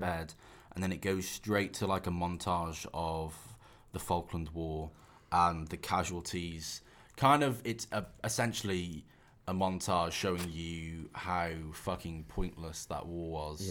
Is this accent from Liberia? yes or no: no; England, United Kingdom